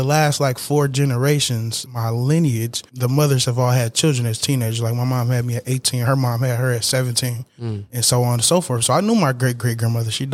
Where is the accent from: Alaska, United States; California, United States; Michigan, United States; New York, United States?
Michigan, United States; Benton Harbor; I'm from Benton Harbor, Michigan. It's like 15 minutes away. I drive here every day from home